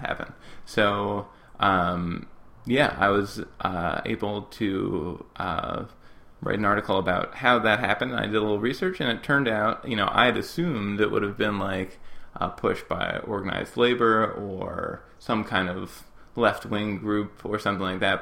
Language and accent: English; United States; as an American